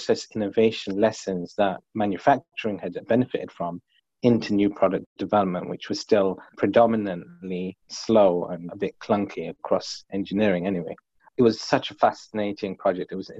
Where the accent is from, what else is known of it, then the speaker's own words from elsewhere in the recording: London, United Kingdom; I grew up in London, but I was living on a council estate